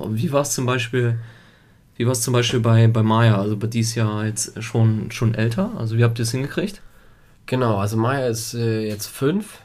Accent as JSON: {"language": "German", "country": "Germany", "tie": "born or raised there", "also_born_or_lived": "Italy", "first_language": "Italian", "second_language": "German", "said": "ich bin ja äh, in Italien geboren und habe dort ja sieben, sieben Jahre gelebt. Also wir sind, oder ich bin erst mit sieben Jahren quasi nach Deutschland gekommen"}